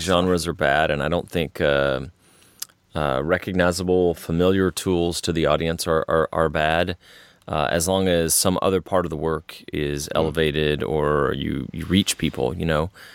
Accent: Texas, United States; growing up in Texas, uh, my family spent half their time on the Gulf Coast because that's where one part was from, and half the time in Central Texas

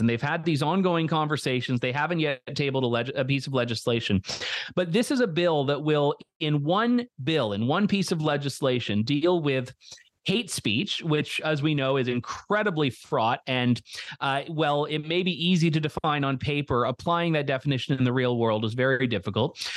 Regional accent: Canada; as a Canadian

